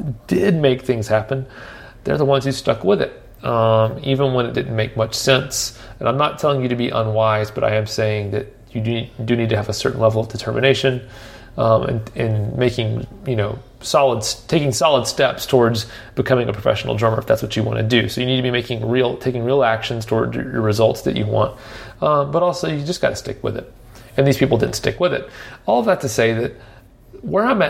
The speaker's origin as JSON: {"language": "English", "town": "Nashville", "region": "Tennessee", "country": "United States", "tie": "born or raised there", "said": "I grew up here in Nashville"}